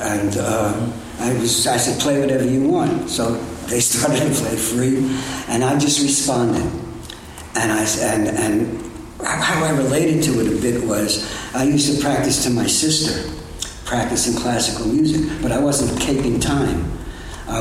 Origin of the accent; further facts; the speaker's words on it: New York City, New York, United States; I was born in the Bronx in 1943